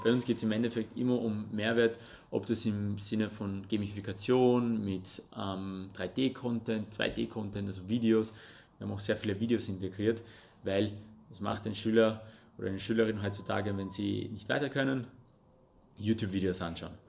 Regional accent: Russia; first language Russian and Armenian; German is a second language; now in Austria; geboren und aufgewachsen in Russland, deswegen habe ich auch Russisch und Armenisch als meine Muttersprache okay. gehabt

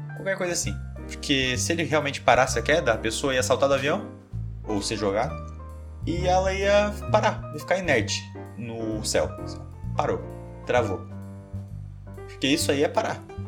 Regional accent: Brazil; não sei falar francês, sou brasileiro

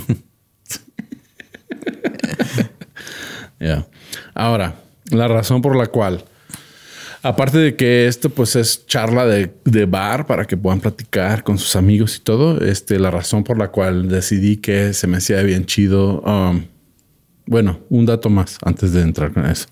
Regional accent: Mexico; como mexicano

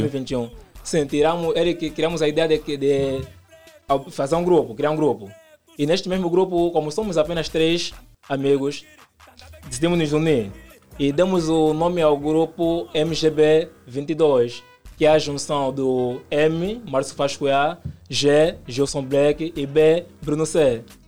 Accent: Luanda, Luanda Province, Angola; Sim, nasci no Kazenga. Hum. Estou lá desde então

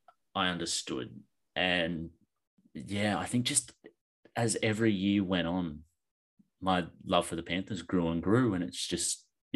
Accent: Penrith, New South Wales, Australia; because I grew up in Penrith.

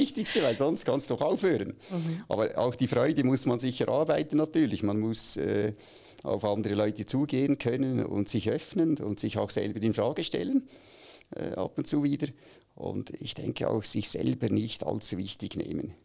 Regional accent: Aargau, Switzerland; moved away as an adult; now in Zürich, Switzerland; ich bin eigentlich im Aargau aufgewachsen

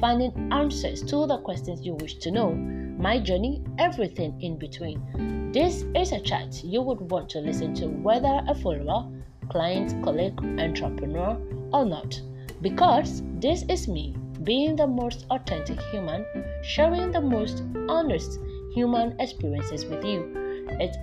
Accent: Volta, Ghana; I'm from the Volta region of Ghana

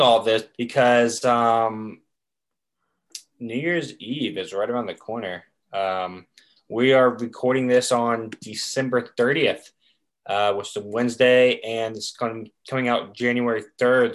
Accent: Chapel Hill, North Carolina, United States; growing up in Chapel Hill

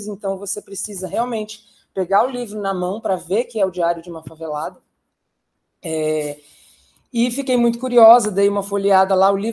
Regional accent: Campinas, São Paulo, Brazil; born there; also born or lived in Ribeirão Preto; eu morei numa cidade chamada Ribeirão Preto, que não foi onde eu nasci, eu nasci em Campinas

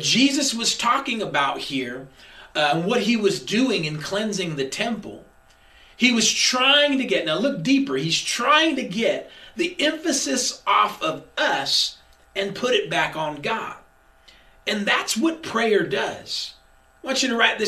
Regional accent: Sacramento, California, United States; I'm from South Sac

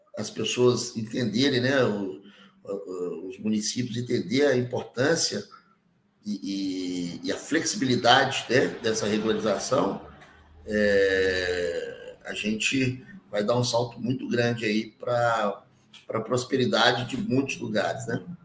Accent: Belo Horizonte, Minas Gerais, Brazil; Eu sou de Belo Horizonte

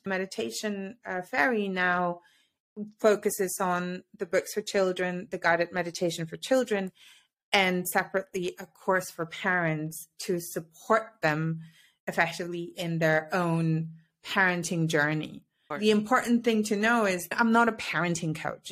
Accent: Mexico; moved away as an adult; also born or lived in United Kingdom / Paris / Amsterdam; now in Switzerland; I'm originally from Mexico. I now live in Switzerland, and I always say via the UK

